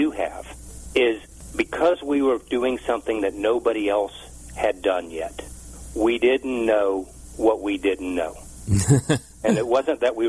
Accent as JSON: {"language": "English", "town": "Washington", "region": "District of Columbia", "country": "United States", "tie": "born or raised there", "moved": "yes", "lives_now": "Raleigh, United States", "said": "Well, I was raised in Washington, D.C., and I live in Raleigh, North Carolina"}